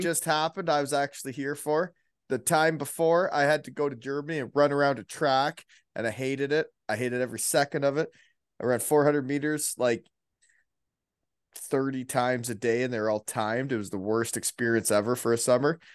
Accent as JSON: {"language": "English", "town": "Elmira", "region": "Ontario", "country": "Canada", "tie": "born or raised there", "moved": "as an adult", "lives_now": "Kincardine, Canada", "said": "I grew up in Elmira"}